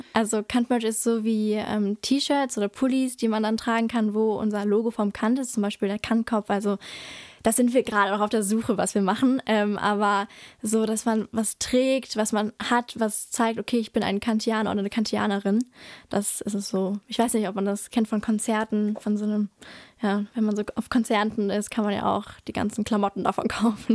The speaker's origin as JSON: {"language": "German", "town": "Drensteinfurt", "region": "North Rhine-Westphalia", "country": "Germany", "tie": "born or raised there", "said": "ich komme aus Dran-Steinfurt, deswegen habe ich auch äh, in Dran-Steinfurt die Grundschule besucht"}